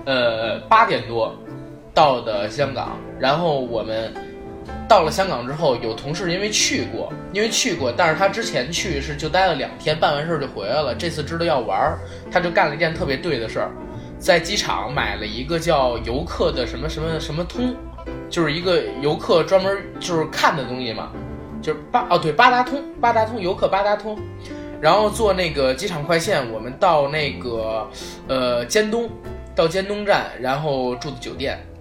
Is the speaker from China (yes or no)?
yes; China; 因为我们是大陆人嘛，大陆人